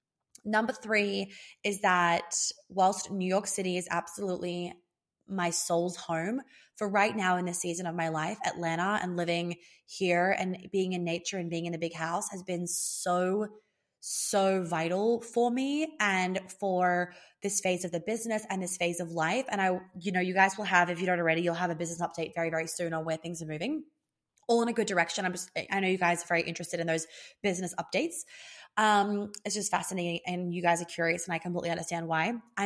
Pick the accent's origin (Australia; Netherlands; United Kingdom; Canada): Australia; accent: Australian; I'm losing my Australian accent so heavily, with so quickly, heavily.